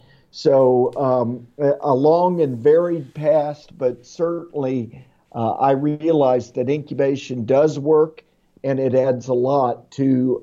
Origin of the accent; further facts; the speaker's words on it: Florida, United States; moved away as an adult; also born or lived in Indiana / St. Louis, Missouri; I am a native Hoosier. I was born in Indiana, but moved to Florida when I was very young and grew up here, went to college here, lived here about 35 years before leaving to go to Missouri and St. Louis and Indiana.